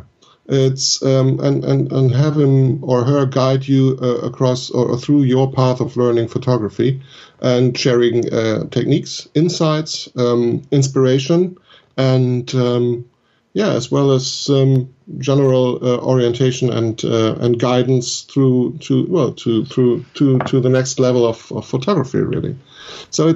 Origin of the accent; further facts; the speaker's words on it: Germany; my home country. We have lots of beautiful walking areas here in Germany